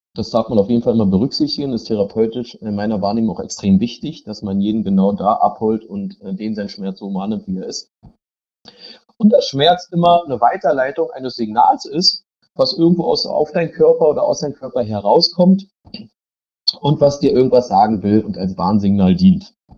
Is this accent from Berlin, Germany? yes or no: yes; Berlin, Germany; ich komme aus Berlin